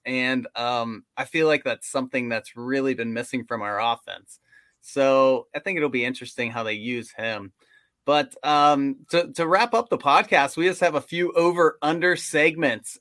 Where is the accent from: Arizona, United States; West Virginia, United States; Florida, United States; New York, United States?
West Virginia, United States; we're from West Virginia, we have season tickets to W, W V U games, but we live closer to Pittsburgh than we do Morgantown